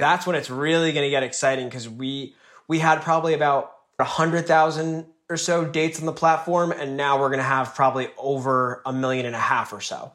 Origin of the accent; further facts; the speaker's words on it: northern New Jersey, United States; Grew up in northern New Jersey